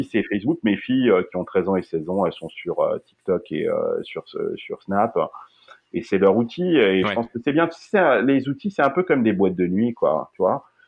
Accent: Limousin, Nouvelle-Aquitaine, France; now in Silicon Valley, United States; moi, je suis du Limousin

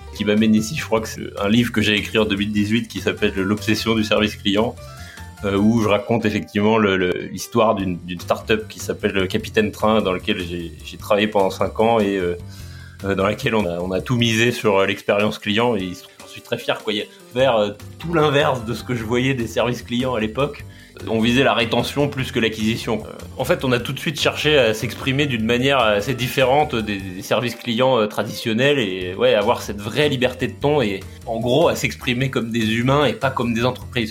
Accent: Laval, Pays de la Loire, France; j'ai grandi à Laval en Mayenne

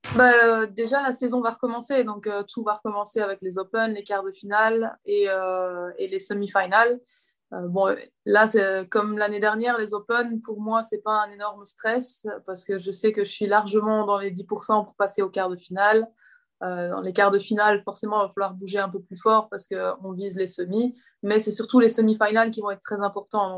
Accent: Belgium; je suis belge

